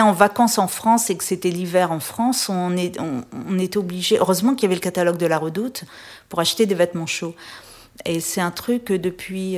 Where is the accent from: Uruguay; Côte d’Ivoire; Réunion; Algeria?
Réunion; moved away as an adult; also born or lived in Paris; j'ai quitté la Réunion après mon bac au début des années 80